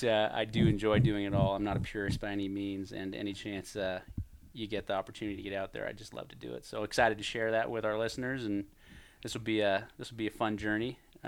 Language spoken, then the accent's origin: English; Oregon, United States; Born and raised in Oregon. Cut my teeth on anything that walked on four legs and swam in the waters off the Oregon coast here and on the mainland.